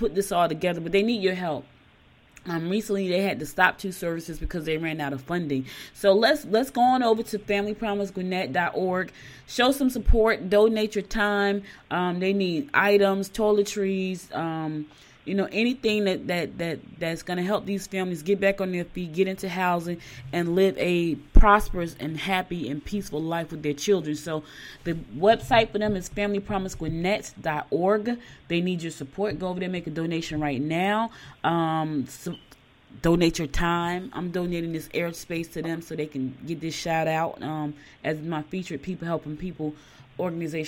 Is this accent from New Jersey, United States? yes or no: yes; Newark, New Jersey, United States; moved away as an adult; also born or lived in Georgia; now in Gwinnett County, Georgia, United States; I was born here in Georgia, raised in New Jersey.